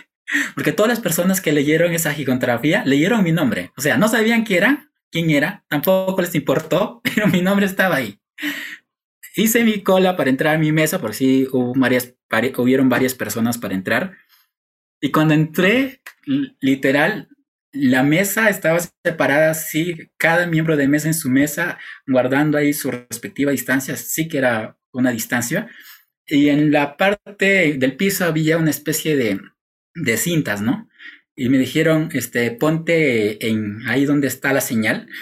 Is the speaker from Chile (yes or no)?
no; Peru; cumplimos como ciudadanos peruanos